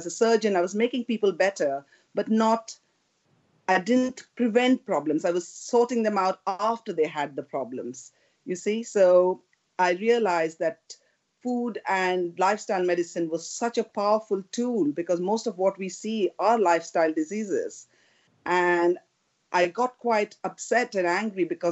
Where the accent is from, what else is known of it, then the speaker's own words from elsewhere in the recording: India; moved away as an adult; now in United Kingdom; when I grew up in India